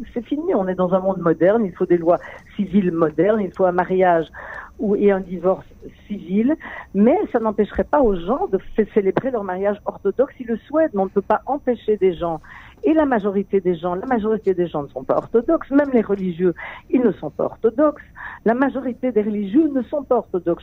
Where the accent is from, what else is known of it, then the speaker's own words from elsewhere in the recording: Belgium; now in Israel; je viens de Belgique